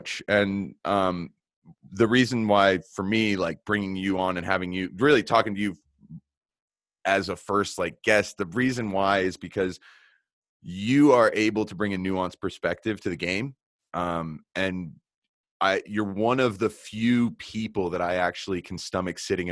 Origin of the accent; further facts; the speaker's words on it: Colorado, United States; I'm from Colorado